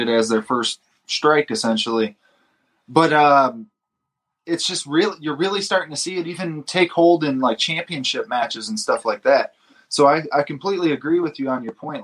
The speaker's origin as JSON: {"language": "English", "town": "Detroit", "region": "Michigan", "country": "United States", "said": "I'm from Detroit and that's fight fan from the 313"}